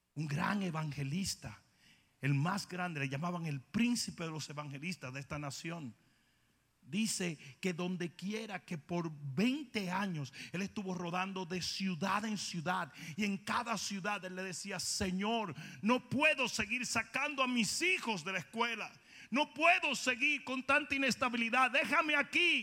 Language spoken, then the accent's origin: Spanish; Dominican Republic; moved away; como dicen los del sur en mi país